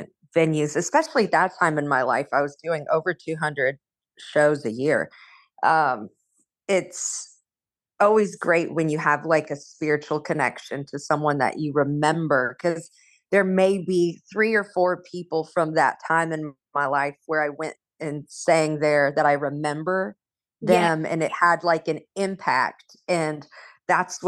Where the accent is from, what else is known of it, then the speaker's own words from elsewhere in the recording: Corona, California, United States; in a family of ministers and singers and musicians in Southern California